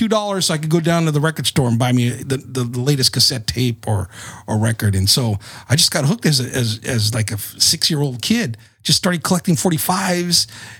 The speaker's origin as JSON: {"language": "English", "town": "Salinas", "region": "California", "country": "United States", "tie": "born or raised there", "also_born_or_lived": "Fort Ord, California", "said": "I'm originally from the Central Coast, Central California, Salinas, California. All right. The lettuce capital of the world. That's where I grew up in. I like to tell people I'm from the Tierra of the Salinas Valley."}